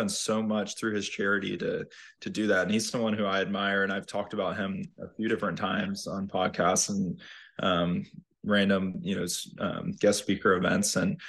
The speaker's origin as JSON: {"language": "English", "region": "North Carolina", "country": "United States", "tie": "born or raised there", "said": "Brian being in Sea Island and Harold from growing up in North Carolina"}